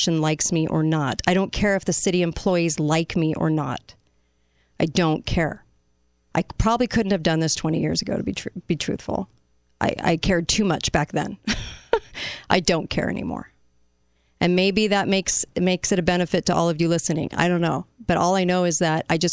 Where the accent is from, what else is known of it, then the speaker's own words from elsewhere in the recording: United States; as an American